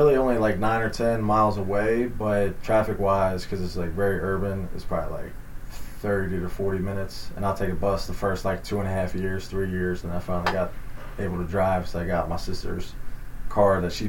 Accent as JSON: {"language": "English", "town": "Collingdale", "region": "Pennsylvania", "country": "United States", "said": "So it's called Collingdale, PA. That's where I'm from. A little barrel. It's tiny."}